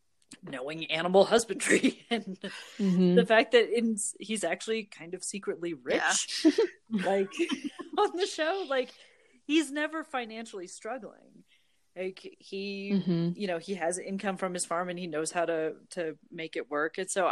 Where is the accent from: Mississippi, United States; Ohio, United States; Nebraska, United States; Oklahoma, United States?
Nebraska, United States; moved away; I grew up with a family farm. I didn't grow up on the farm, but I'm from Nebraska originally, where you have a lot of agriculture families.